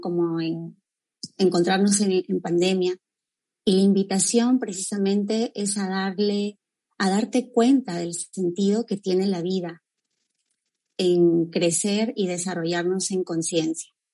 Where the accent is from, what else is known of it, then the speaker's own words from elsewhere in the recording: Cajamarca, Peru; now in Trujillo, Peru; yo estoy desde Trujillo, raíz con Trujillo, pero bueno, nací en, en Cajamarca, es la sierra peruana